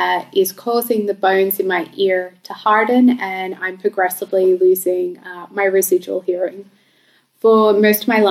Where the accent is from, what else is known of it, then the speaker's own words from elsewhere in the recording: Bankstown, New South Wales, Australia; I grew up in Bankstown and I went to school in Sefton and Lidcombe